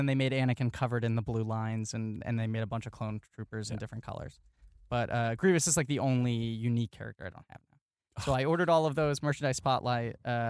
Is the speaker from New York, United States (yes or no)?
yes; New York City, New York, United States; growing up in New York City